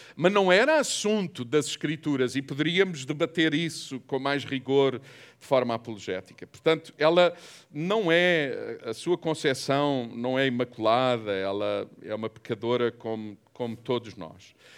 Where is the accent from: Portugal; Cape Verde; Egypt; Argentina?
Portugal; sou português